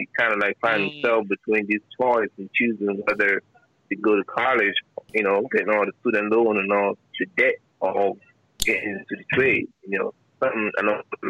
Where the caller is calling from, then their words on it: Baltimore, Maryland, United States; I'm calling from Maryland, Baltimore.